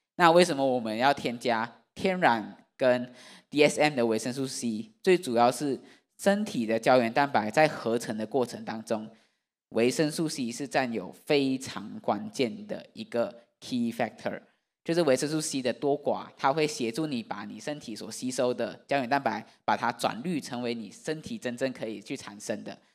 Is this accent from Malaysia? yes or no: yes; Malaysia; now in Taiwan; 我是马来西亚的外国人